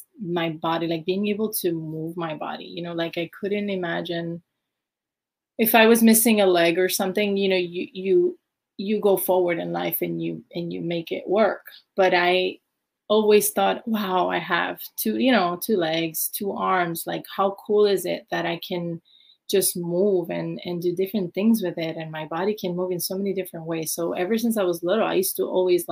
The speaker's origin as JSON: {"language": "English", "town": "New York City", "region": "New York", "country": "United States", "tie": "born or raised there", "also_born_or_lived": "Puerto Rico / Switzerland", "moved": "as an adult", "said": "growing up in New York City"}